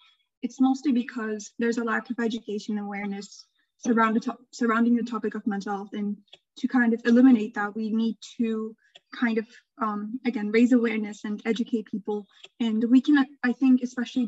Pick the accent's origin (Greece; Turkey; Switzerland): Turkey; I'm from Turkey, and Turkey is a Middle Eastern country